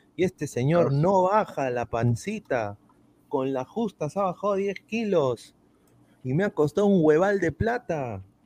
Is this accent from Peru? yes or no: yes; Peru; now in Orlando, United States; yo soy peruano